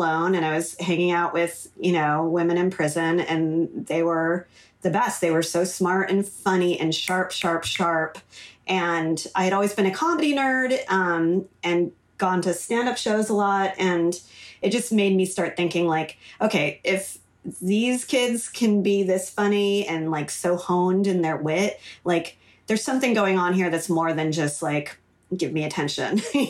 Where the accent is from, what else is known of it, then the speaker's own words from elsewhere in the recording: Los Angeles, California, United States; I grew up in LA. I'm third generation LA, very rare.